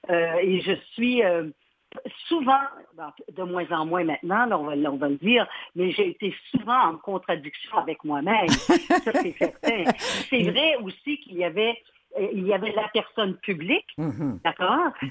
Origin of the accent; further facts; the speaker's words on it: Quebec, Canada; Je dis que je viens de la Gaspésie. Alors, euh, dès lors, je suis gaspésienne.